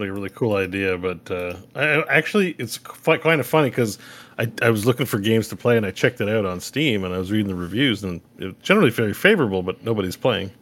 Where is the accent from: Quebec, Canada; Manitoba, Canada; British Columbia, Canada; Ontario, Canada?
Quebec, Canada; I grew up in Quebec